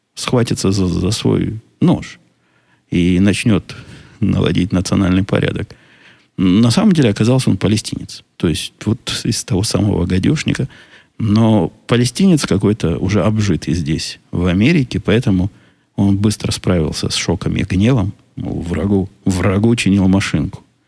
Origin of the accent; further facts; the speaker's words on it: Israel; now in United States; я из Израиля